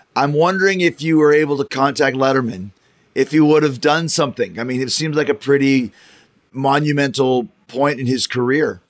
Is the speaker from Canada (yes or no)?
yes; Winnipeg, Manitoba, Canada; that's where I grew up was in Winnipeg.